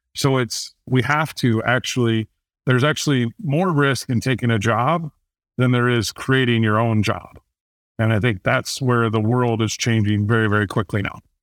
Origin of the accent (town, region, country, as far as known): Fort Wayne, Indiana, United States; born or raised there